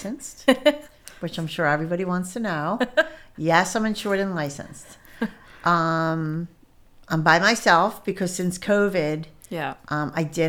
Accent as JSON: {"language": "English", "town": "Lafayette Hill", "region": "Pennsylvania", "country": "United States", "said": "I'm from Lafayette Hill"}